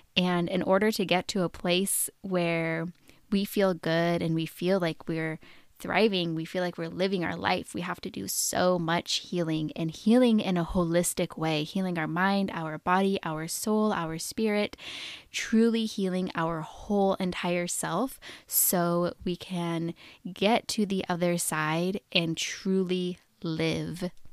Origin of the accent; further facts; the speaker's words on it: Oregon, United States; I was born and raised in Oregon, and I have lived there most of my adult life.